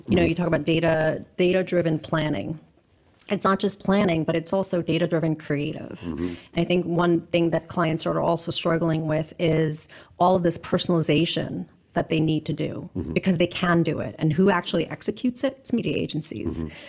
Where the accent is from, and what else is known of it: Queens, New York, United States; born or raised there